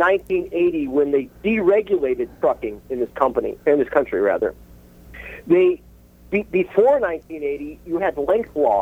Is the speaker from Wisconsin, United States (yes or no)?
yes; Milwaukee, Wisconsin, United States; I grew up in Milwaukee, Wisconsin